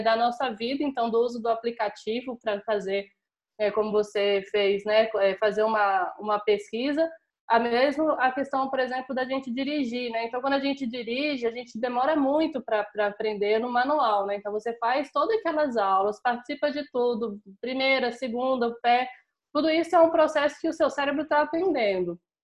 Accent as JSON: {"language": "Portuguese", "town": "Brasília", "region": "Federal District", "country": "Brazil", "said": "sou brasiliense"}